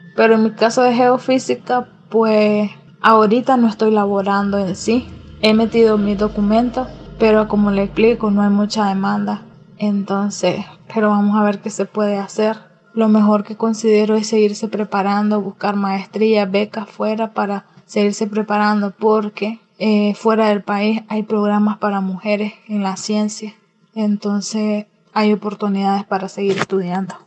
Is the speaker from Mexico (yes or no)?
no; Nicaragua; soy nicaragüense